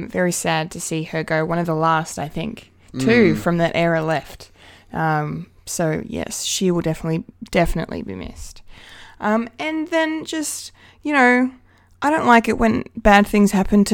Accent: Bendigo, Victoria, Australia; I'm proud to say my hometown swung more left.

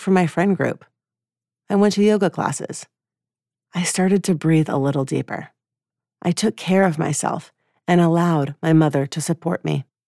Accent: Atlanta, Georgia, United States; moved away; my hometown of Atlanta, Georgia

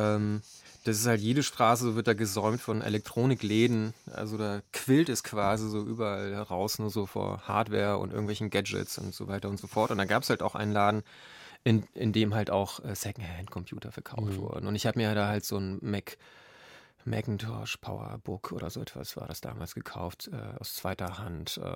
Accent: Lower Silesian Voivodeship, Poland; Ja, ähm, ich bin ähm, in Niederschlesien aufgewachsen. Das ist, ähm, ja, die meisten Hörer werden das wahrscheinlich wissen, äh, eben halt ein Grenzgebiet.

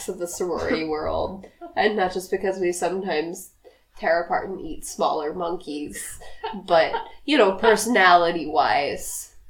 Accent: Missouri, United States; I'm from the same place as you are. I'm from Missouri.

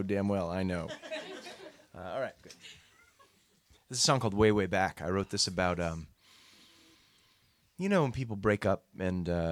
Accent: Boston, Massachusetts, United States; I grew up in Boston

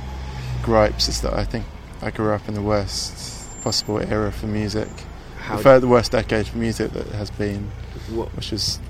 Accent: Chesham, South East England, United Kingdom; I grew up in Buckinghamshire. My parents still live there

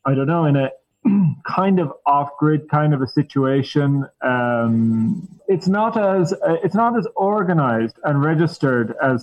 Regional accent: Ireland; moved away as an adult; now in Colombia; I was born in Ireland.

